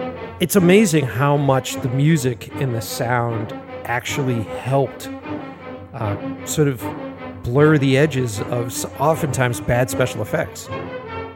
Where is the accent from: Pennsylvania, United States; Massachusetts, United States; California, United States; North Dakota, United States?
Massachusetts, United States; Boston; I grew up here in Boston